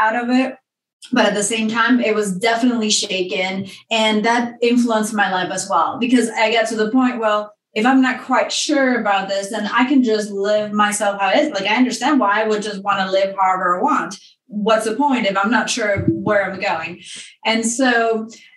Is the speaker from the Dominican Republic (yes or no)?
yes; Dominican Republic; moved away; I grew up in the Dominican Republic